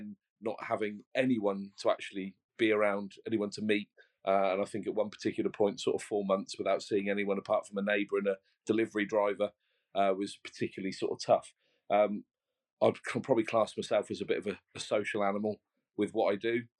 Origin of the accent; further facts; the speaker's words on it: Brighton, South East England, United Kingdom; now in West of England, United Kingdom; I was originally from Brighton. I now live near Northwest Wales in the west of England.